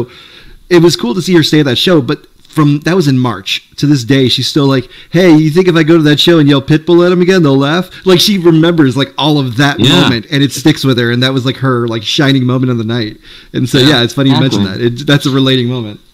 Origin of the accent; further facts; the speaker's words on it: Chicago, Illinois, United States; now in Kansas City, United States; I grew up in Chicago